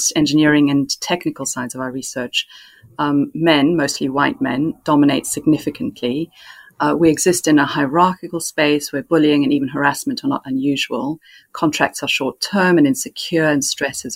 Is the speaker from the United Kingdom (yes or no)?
no; South Africa; moved away; I was brought up in South Africa